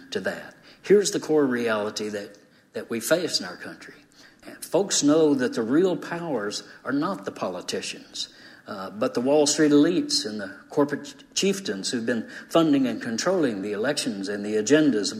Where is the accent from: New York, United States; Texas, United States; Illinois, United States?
Texas, United States; Denison; now in Austin, United States; that little Methodist church that I did growing up in Denison, Texas